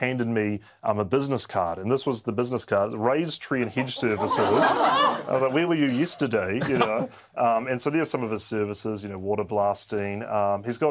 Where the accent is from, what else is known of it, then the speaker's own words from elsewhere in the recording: Whanganui, Manawatū-Whanganui, New Zealand; moved away; also born or lived in Auckland; It's the paper from my hometown.